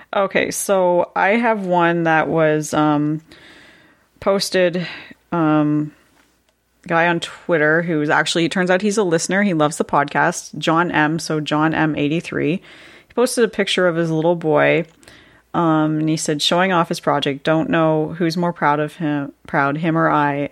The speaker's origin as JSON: {"language": "English", "country": "Canada", "said": "I had to live through that referendum in, uh, not the ni, obviously not the nineteen seventies, but the nineteen nineties"}